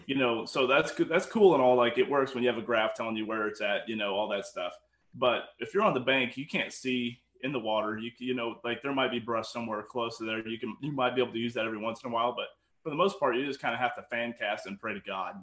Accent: Kansas, United States; I'm from Kansas

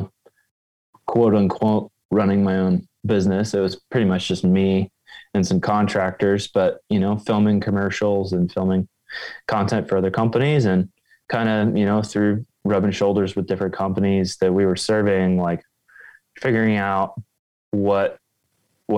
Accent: just north of Indianapolis, central Indiana, United States; now in Wisconsin, United States; I grew up in central Indiana, just north of Indianapolis

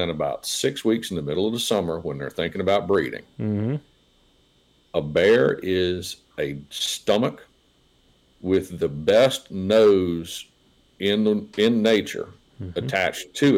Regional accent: south end of Nelson County, Virginia, United States; When I was a kid growing up in South End of Nelson County

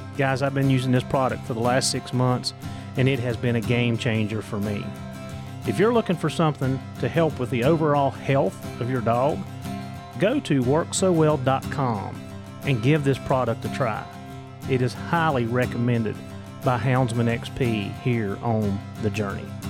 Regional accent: Appalachia, United States; accent: Appalachian American; my Appalachian American

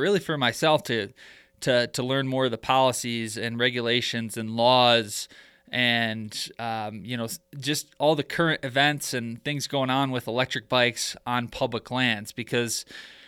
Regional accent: Michigan, United States; I'm originally from Michigan

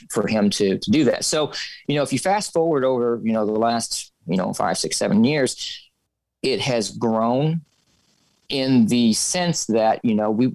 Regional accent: southern Missouri, United States; now in St. Louis, United States; born and raised in Missouri, you know, more of the southern part until I graduated college

